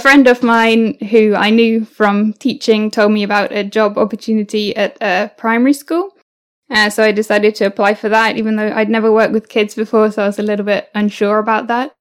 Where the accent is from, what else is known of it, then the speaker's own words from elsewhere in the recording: United Kingdom; also born or lived in New Zealand / Mexico; I'm now I'm back in the UK.